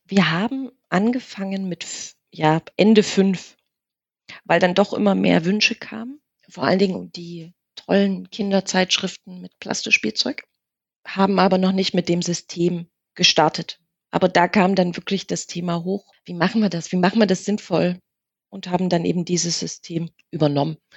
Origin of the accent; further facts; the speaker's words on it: East Germany, Germany; also born or lived in Saxony, near Chemnitz; wir sind ja in der DDR groß geworden